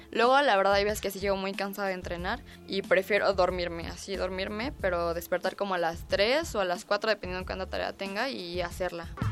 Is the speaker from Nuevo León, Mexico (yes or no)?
no; Mexico City, Mexico; Yo nací aquí en la Ciudad de México, 26 de agosto de 1998